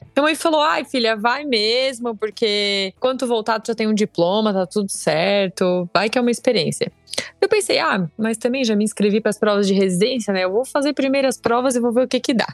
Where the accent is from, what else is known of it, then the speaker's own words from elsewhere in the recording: Grão Pará, Santa Catarina, Brazil; moved away as an adult; also born or lived in Criciúma; Eu sou do sul do estado de Santa Catarina. É, nasci numa cidade bem picorruxa, lá no sul, chamada Grão Pará, de 5 mil habitantes. E lá eu, eu cresci